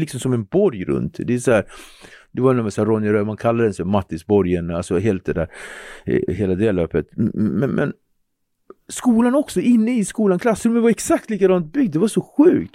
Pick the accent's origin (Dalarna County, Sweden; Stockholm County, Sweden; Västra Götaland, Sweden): Stockholm County, Sweden; Nacka; born or raised there; also born or lived in Henriksdalsringen / Cape Verde (ancestry)